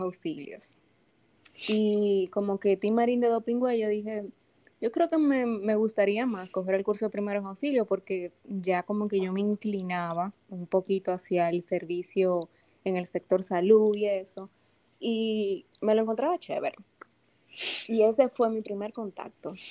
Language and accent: Spanish; Santo Domingo, Distrito Nacional, Dominican Republic; Yo soy, como digo, dominicanita de pura cepa. Yo nací aquí en la ciudad de Santo Domingo